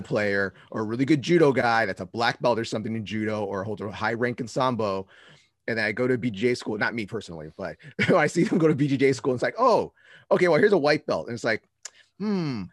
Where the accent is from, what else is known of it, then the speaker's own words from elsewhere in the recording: Bay Area, California, United States; I'm from the Bay Area